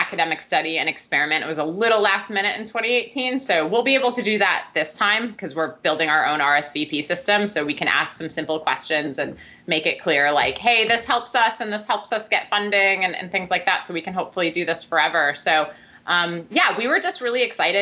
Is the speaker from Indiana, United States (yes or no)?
no; Milwaukee, Wisconsin, United States; moved away; I'm originally from Wisconsin